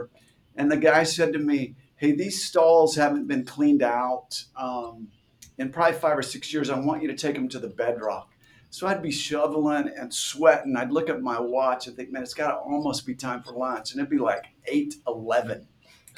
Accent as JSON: {"language": "English", "town": "Bartlesville", "region": "Oklahoma", "country": "United States", "tie": "born or raised there", "said": "I grew up in Bartlesville"}